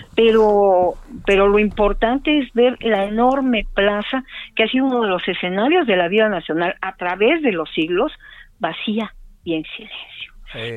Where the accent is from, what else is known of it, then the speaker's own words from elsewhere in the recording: Mexico City, Mexico; los que somos de aquí de la Ciudad de México